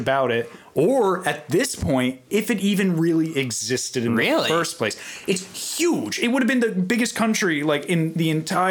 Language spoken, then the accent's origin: English; East Coast, United States; now in California, United States; I'm from the East Coast, so we never have In-N-Out.